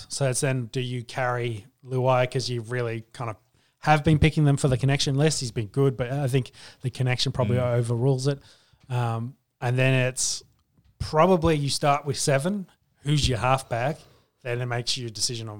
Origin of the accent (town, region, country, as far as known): Queensland, Australia